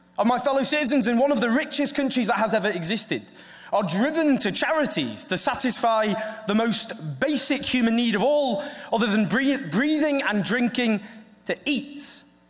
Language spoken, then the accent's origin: English; the north of England, United Kingdom; accent: Northern English; now in London, United Kingdom; my Northern English accent.